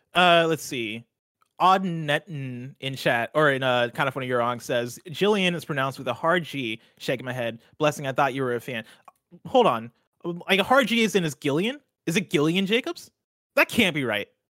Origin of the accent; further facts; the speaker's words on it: central Illinois, United States; moved away as an adult; also born or lived in Seattle; I had flown back to my hometown, uh, back in central Illinois